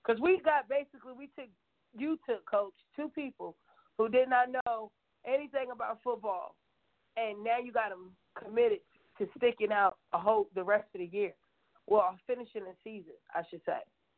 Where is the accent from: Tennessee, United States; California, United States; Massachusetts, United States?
Tennessee, United States; Knoxville; I'm from Knoxville.